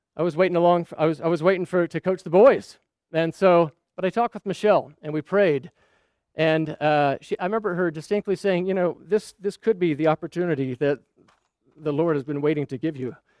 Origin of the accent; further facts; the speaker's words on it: Scottsdale, Arizona, United States; also born or lived in Saudi Arabia; We were growing up in Scottsdale, Arizona.